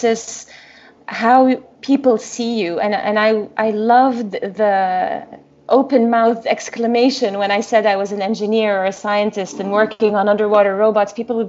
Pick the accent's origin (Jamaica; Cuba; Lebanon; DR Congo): Lebanon; moved away; I was born and raised in Lebanon, and we went through the civil war